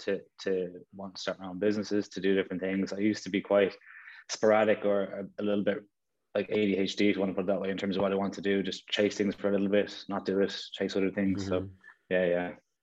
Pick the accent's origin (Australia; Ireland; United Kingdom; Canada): Ireland; Castleknock, Leinster; Yeah, it was great. Great place to grow up. It was a lot smaller than it is now, I suppose.